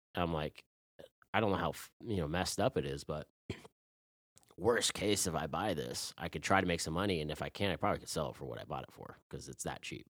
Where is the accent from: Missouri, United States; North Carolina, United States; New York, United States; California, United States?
North Carolina, United States; Chapel Hill; I'm from Chapel Hill, like, back then it's, like, this is a frat town